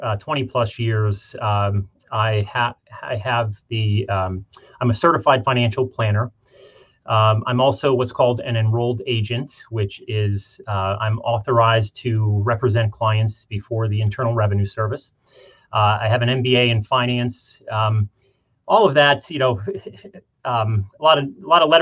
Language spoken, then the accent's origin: English; Scranton, Pennsylvania, United States; moved away as an adult; I grew up in the Scranton area.